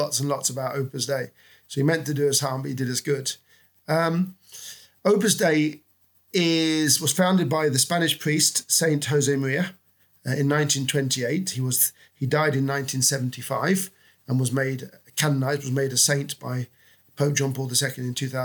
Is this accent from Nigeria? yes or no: no; London, United Kingdom; moved away as an adult; also born or lived in Spain / Rome / Portugal / France; now in Oxford, United Kingdom; I was born and brought up in London.